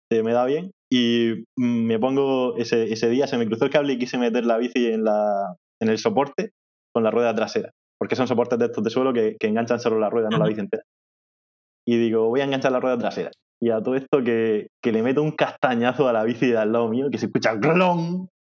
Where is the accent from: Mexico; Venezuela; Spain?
Spain; Region of Murcia; accent: Murcian; yo, yo, no soy de los que tengo el acento más discreto, digamos, que tengo bastante marcado el acento murciano.